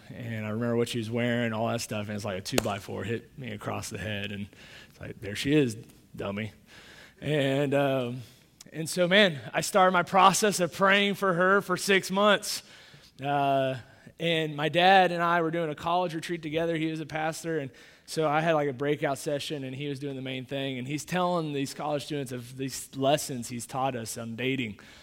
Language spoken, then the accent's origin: English; Kansas City, Missouri, United States; moved away; I grew up in Kansas City, uh, that, Missouri, that's where I grew up